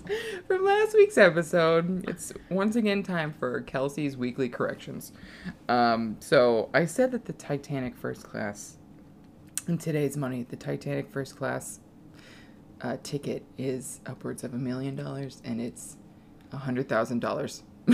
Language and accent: English; Milwaukee, Wisconsin, United States; Oh my god. I'm from Milwaukee.